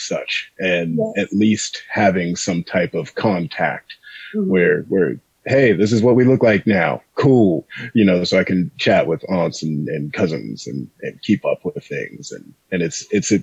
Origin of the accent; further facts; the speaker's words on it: San Luis Obispo, California, United States; I grew up here, San Luis Obispo. Okay. Right here. Born and raised. It is hometown.